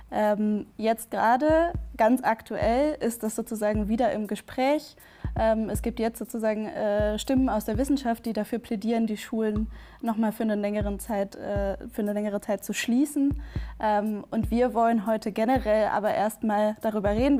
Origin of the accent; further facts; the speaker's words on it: Bremen, Germany; now in Berlin, Germany; aus Bremen zugeschaltet, aus meiner Heimatstadt